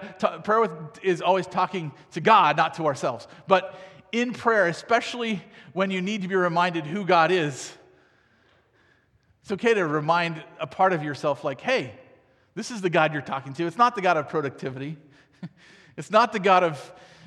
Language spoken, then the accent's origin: English; United States; I grew up in America